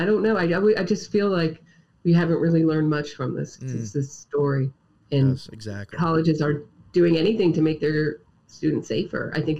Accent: Pennsylvania, United States; Pennsylvania, that's my home state

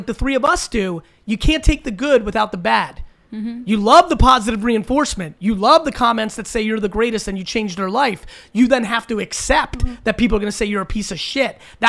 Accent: United States; born there; I was born in America, where I didn't have to deal with that.

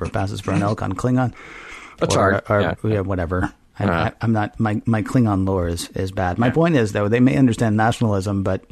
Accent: the South, United States; I am also from the South

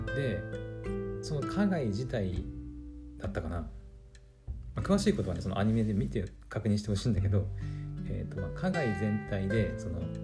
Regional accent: Aomori, Japan; 私青森の人間でもあるので

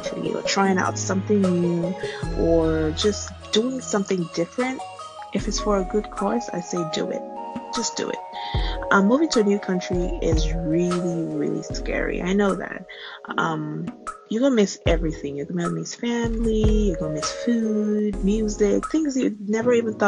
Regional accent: Nigeria; moved away as an adult; now in United States; I am Nigerian born

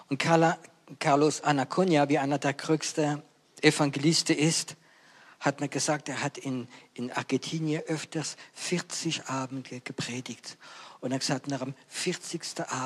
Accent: France; German is a second language; Ihr wisst ja, ich bin Franzose und ich liebe die deutsche Sprache, aber es gibt einige Worte auf Französisch, die sind schöner wie Deutsch.

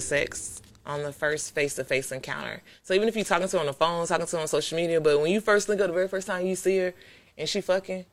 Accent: Florida, United States; I'm a Florida girl. Like I was mm-hmm. born in Florida and everything too

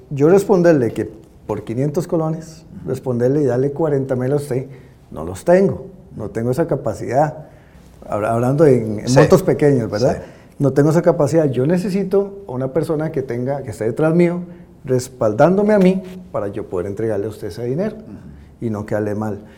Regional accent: Cartago, Costa Rica

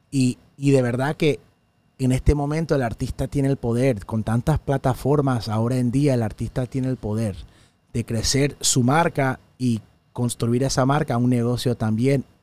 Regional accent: El Salvador; now in United States; no porque no soy puertorriqueño, recuerdo, soy de El Salvador, soy de Centroamérica, soy de los Estados Unidos

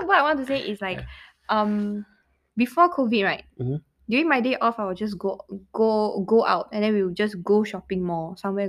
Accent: Malaysia; moved away as an adult; now in Singapore; I'm still Malaysian, though.

